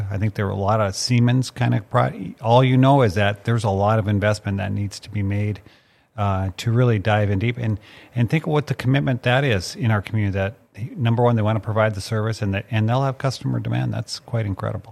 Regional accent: Mandan, North Dakota, United States; my dad was a bird hunter because I grew up in Mandan

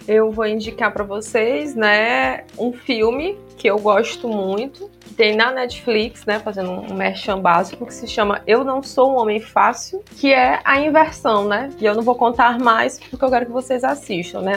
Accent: Bacabal, Maranhão, Brazil

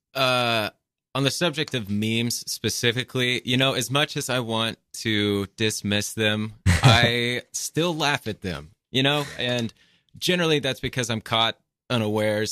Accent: Texas, United States; moved away as an adult; also born or lived in Austin, Texas; now in New York City, United States; I am originally from Texas

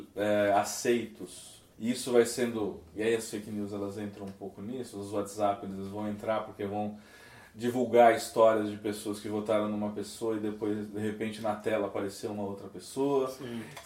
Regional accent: São Paulo, Brazil; eu sou de São Paulo

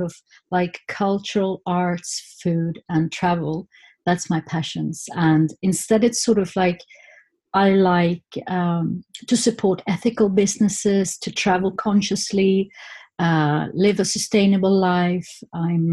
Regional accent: Stockholm, Stockholm County, Sweden; I grew up in Stockholm, okay. Just outside of Stockholm, on the countryside.

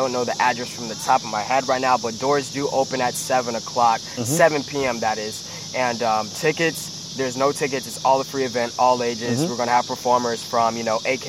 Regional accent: Aurora, Illinois, United States; I am from Aurora, Illinois, west suburbs of Chicago

